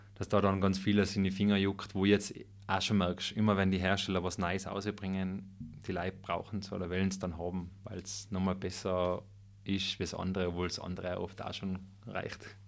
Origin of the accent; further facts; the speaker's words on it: Schönwies, Tyrol, Austria; moved away as an adult; also born or lived in Innsbruck; now in Götzens, Austria; gebürtig bin ich ja Schönwieser aus dem Oberland.